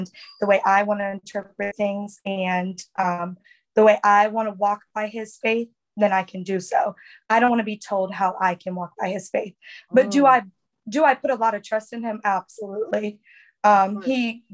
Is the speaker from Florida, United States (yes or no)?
yes; Florida, United States; Me and my sister closest to my age are from Florida